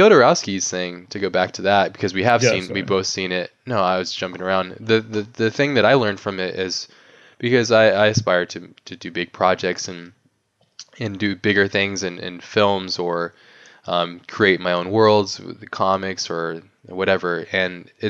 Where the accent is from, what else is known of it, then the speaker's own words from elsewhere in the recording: United States; in my own context of being American